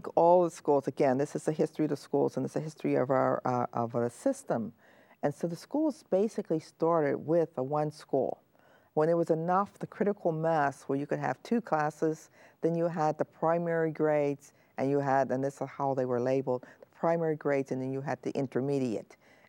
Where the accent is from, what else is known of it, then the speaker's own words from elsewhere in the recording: Pennsylvania, United States; also born or lived in Griffin, Georgia; I came to Pennsylvania when I was 1 year old, and I was born in Griffin, Georgia, which is near Atlanta.